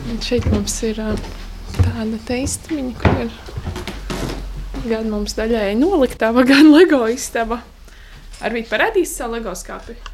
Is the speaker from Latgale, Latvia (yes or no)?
no; Valmiera, Valmiera Municipality, Latvia; moved away as an adult; now in Stāķi, Latvia; es esmu valmieriete, un uh, es tā kā iepriecējos šeit pirms septiņiem gadiem